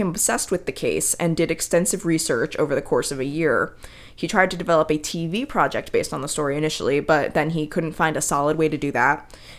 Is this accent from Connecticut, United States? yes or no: yes; Connecticut, United States; I'm from Connecticut